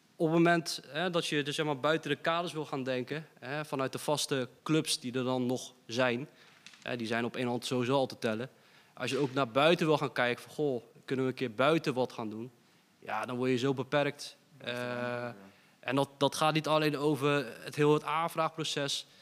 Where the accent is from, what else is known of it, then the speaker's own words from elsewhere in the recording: Dordrecht, South Holland, Netherlands; we zijn vier gasten uit Dordrecht.